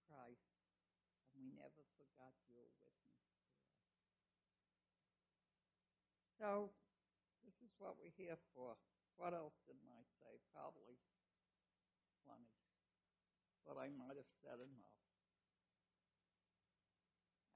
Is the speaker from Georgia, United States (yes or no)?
no; New York City, New York, United States; we grew up together in Brooklyn, Italians and Jews